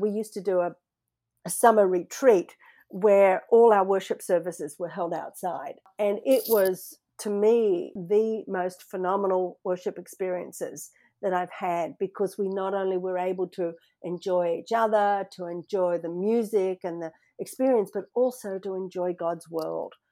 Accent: Sydney, New South Wales, Australia; moved away as an adult; now in Seattle, United States; Growing up in Australia, you know, where in Sydney there's no snow

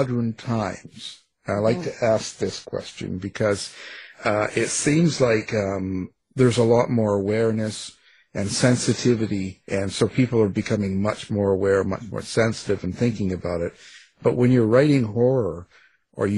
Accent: Canada; I'm a Canuck, too

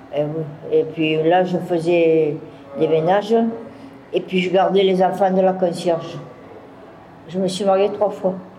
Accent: Marseille, Provence-Alpes-Côte d'Azur, France; also born or lived in Toulouse / Nice / Narbonne; Je suis née à Marseille le 14 septembre 1954

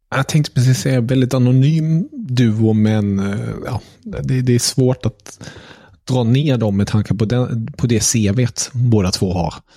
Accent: Germany; Som tysk

